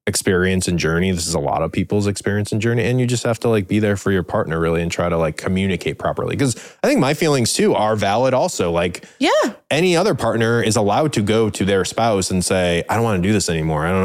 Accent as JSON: {"language": "English", "region": "Midwest", "country": "United States", "tie": "born or raised there", "said": "I grew up in the Midwest."}